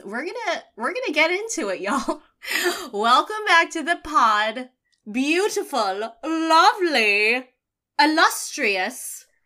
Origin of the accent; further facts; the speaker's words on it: Philippines; what it means to be Filipino.